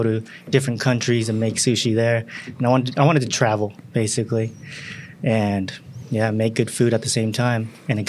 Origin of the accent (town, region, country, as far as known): Simi Valley, California, United States; born or raised there; moved away as an adult; also born or lived in Osaka, Japan; now in San Francisco, United States